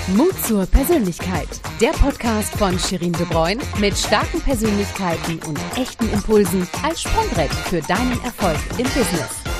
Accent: Netherlands; moved away; wie es sich für gebürtige NiederländerInnen auch gehört

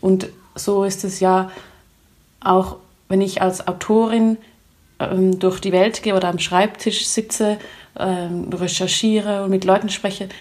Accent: Switzerland; ich als Schweizerin oder als Europäerin

